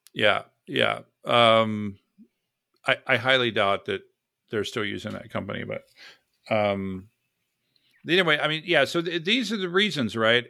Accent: Florida, United States; now in San Diego, United States; I am from Florida. originally from Florida

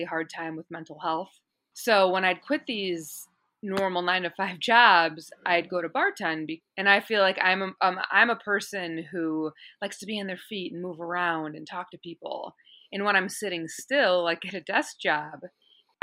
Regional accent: Chicago, Illinois, United States; moved away as an adult; also born or lived in California; now in Los Angeles, United States; I'm originally from Chicago, and it's funny because out here, everyone tells me I have an accent

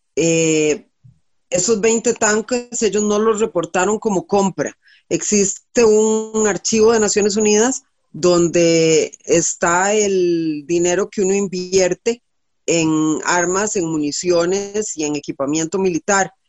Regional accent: Costa Rica; En este país admiramos y respetamos a ingenieros. Nos sentimos orgullosos cuando vemos las flotillas del ICE

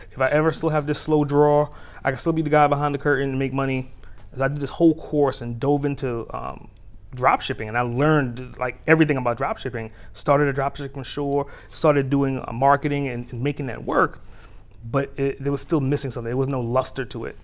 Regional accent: New York City, New York, United States; now in Atlanta, United States; I'm a native New Yorker, so I, I speak with a particular speed

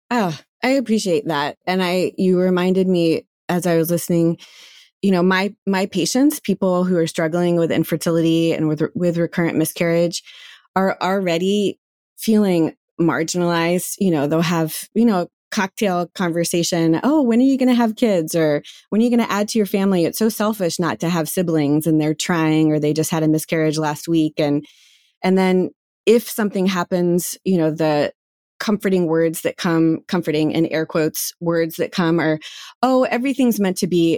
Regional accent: North Carolina, United States; moved away; growing up in North Carolina in community that is sort of very religious forward

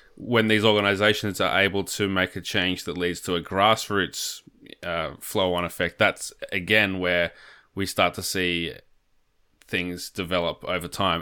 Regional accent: Australia; as an Australian

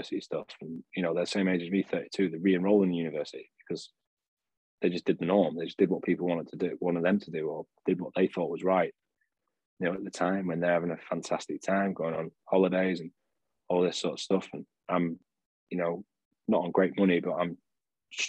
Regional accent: Sheffield, Yorkshire and the Humber, United Kingdom; moved away as an adult; also born or lived in Bolton; I was from Sheffield, but I was working in coaching in Bolton

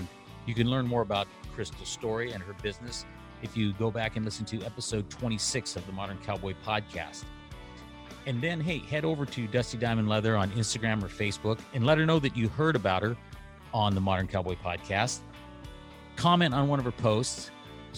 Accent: Loomis, California, United States; also born or lived in Pleasanton, California / Livermore, California / Brentwood, California; now in Arizona, United States; I actually am originally from Northern California. So up above Sacramento, Placer County, Loomis

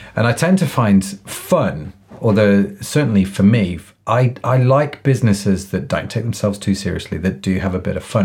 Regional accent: England, United Kingdom; being English

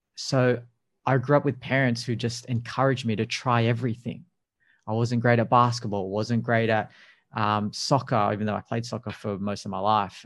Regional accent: Sydney, New South Wales, Australia; I'm from Sydney and we have 25 million people

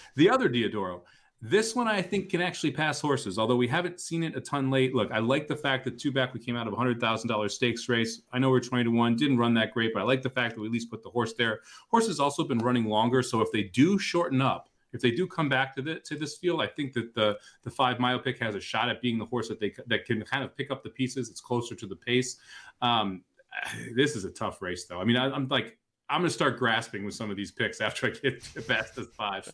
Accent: St. Louis, Missouri, United States; it was Emo's and White Castle growing up in Saint Louis

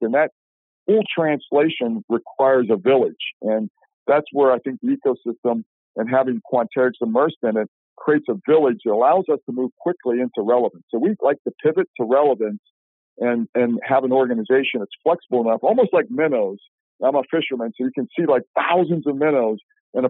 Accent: Shadyside, Ohio, United States; moved away; Where I grew up in Ohio, I would tell you Shadyside, Ohio

